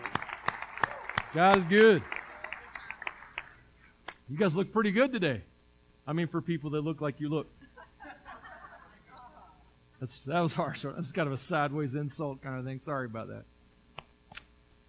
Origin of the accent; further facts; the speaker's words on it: the South, United States; I grew up in the South